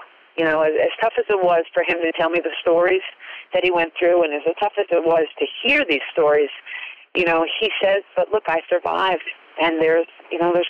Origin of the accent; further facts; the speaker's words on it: Cape Cod, Massachusetts, United States; I grew up on Cape Cod in Massachusetts